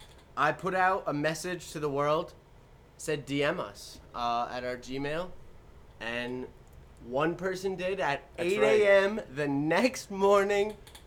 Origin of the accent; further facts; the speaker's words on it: Hawthorne, United States; Yeah, me, I'm from Hawthorne too.